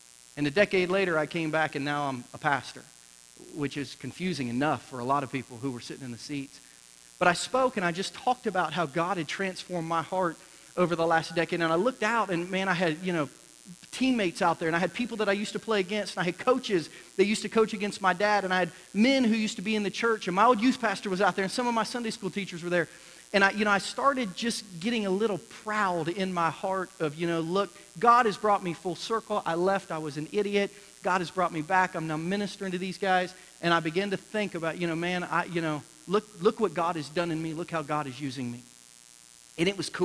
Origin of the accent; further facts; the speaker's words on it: Ohio, United States; moved away as an adult; I was born and raised in Ohio